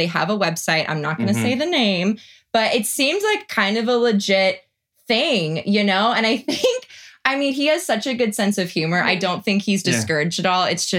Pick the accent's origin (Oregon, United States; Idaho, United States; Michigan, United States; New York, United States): Oregon, United States; I am from Oregon.